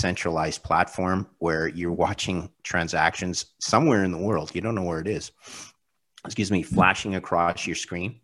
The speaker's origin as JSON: {"language": "English", "country": "Canada", "said": "as a Canadian"}